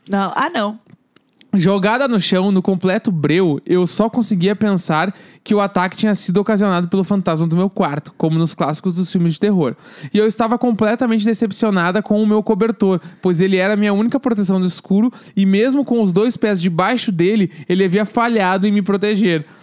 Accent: Rio de Janeiro, Brazil; Bom, sou do Rio de Janeiro, mais precisamente no Meyer.

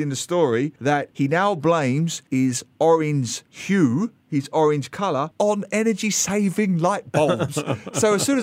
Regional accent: England, United Kingdom; now in Singapore

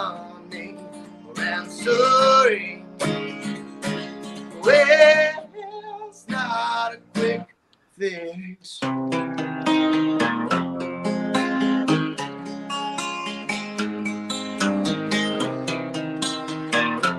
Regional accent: Doylestown, Pennsylvania, United States; also born or lived in Perkasie, Pennsylvania; I'm from Doylestown originally

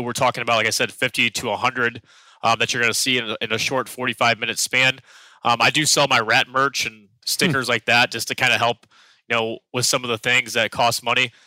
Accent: St. Louis, Missouri, United States; now in New York City, United States; I'm from St. Louis, Missouri. We have alleys in the back behind our homes

